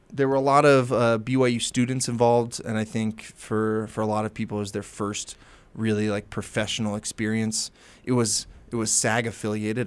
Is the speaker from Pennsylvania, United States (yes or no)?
no; Maryland, United States; moved away as an adult; I'm from Maryland